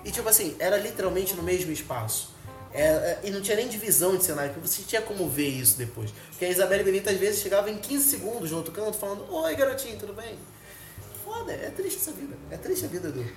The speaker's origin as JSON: {"language": "Portuguese", "region": "Rio de Janeiro", "country": "Brazil", "said": "que sou do Rio"}